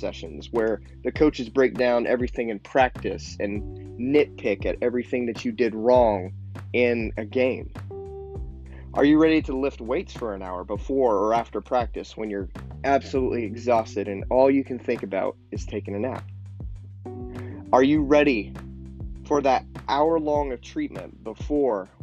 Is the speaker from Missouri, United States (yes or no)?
no; St. John, Kansas, United States; I grew up in St. John, Kansas, which is a town of about 1,300 people.